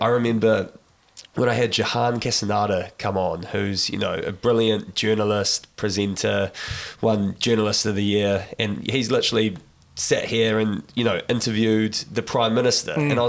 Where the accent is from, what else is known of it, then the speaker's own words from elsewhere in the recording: New Zealand; growing up in New Zealand